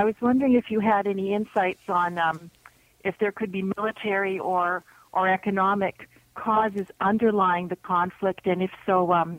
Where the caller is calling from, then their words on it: Toronto, Ontario, Canada; I'm calling from Toronto.